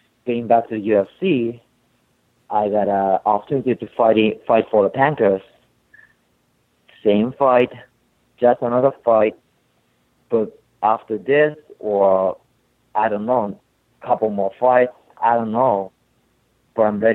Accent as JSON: {"language": "English", "region": "Tokyo", "country": "Japan", "second_language": "English", "moved": "yes", "lives_now": "Boston, United States", "said": "I'm from Tokyo, Japan"}